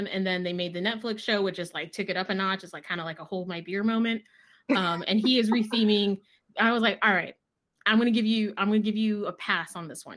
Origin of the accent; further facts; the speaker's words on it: Texas, United States; we're from Texas